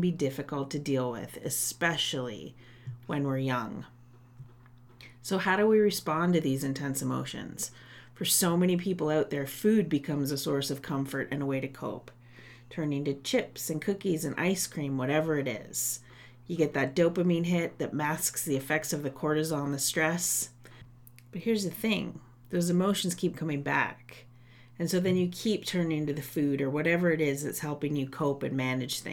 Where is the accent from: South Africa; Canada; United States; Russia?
Canada; Guelph, Ontario; my hometown of Guelph